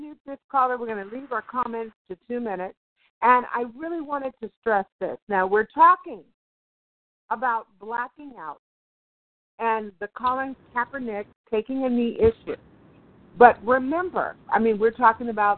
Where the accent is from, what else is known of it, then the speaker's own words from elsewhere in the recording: Oakland, California, United States; I'm from Oakland, California